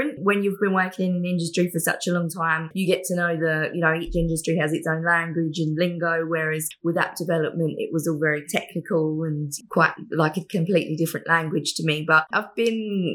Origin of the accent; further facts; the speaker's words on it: England, United Kingdom; moved away as an adult; now in Gold Coast, Australia; I am originally from England and I work for Media Shark, an app development agency based on the Gold Coast. And I've lived here in Australia for nearly 10 years now